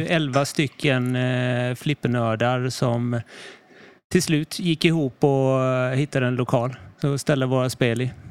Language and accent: Swedish; Karlskrona, Blekinge, Sweden; moved away as an adult; also born or lived in Stockholm; Jag kommer här från Karlskrona. Mm. Lite någon mil eh, norr över bara